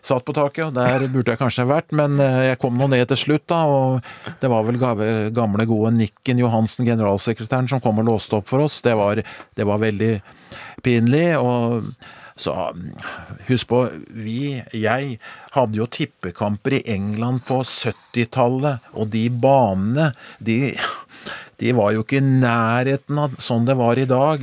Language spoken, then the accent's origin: Norwegian; Skedsmo, Akershus, Norway; jeg vokste opp i Skedsmo